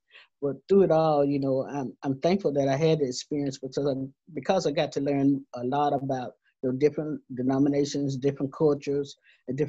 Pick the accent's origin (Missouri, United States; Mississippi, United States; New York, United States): Mississippi, United States; Laurel; when I was growing up in Laurel, Laurel, Mississippi, Jones County